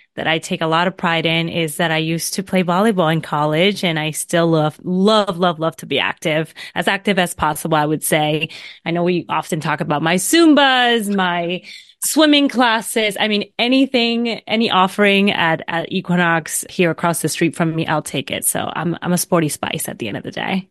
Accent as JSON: {"language": "English", "town": "Vega Baja", "country": "Puerto Rico", "tie": "born or raised there", "moved": "yes", "lives_now": "New York City, United States", "said": "born and raised in Puerto Rico in a small city in the north of the island called Vega Baja"}